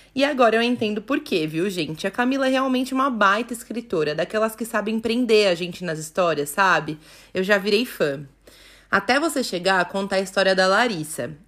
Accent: São Paulo, Brazil; E eu sou de São Paulo

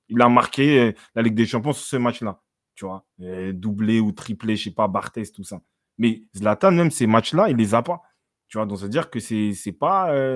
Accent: France; je suis né en France

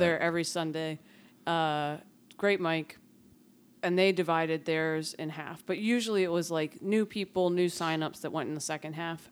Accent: Philadelphia, Pennsylvania, United States; moved away as an adult; now in Lancaster, United States; I come from North Philly

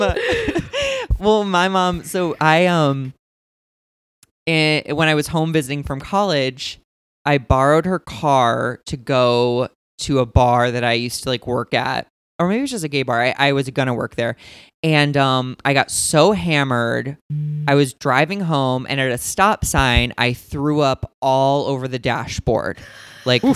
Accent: St. Louis, Missouri, United States; also born or lived in Indiana; I'm from St. Louis, Missouri

